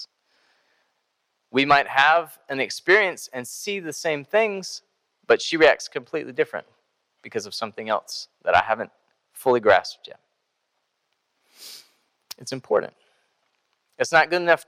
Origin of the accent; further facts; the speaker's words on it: Greensboro, North Carolina, United States; also born or lived in Iowa; I grew up here in Greensboro.